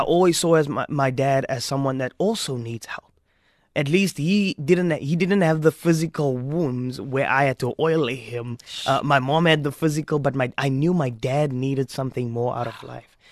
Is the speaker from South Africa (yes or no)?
yes; Strand, Western Cape, South Africa; also born or lived in Stellenbosch; We were growing up in Strand. We left Strand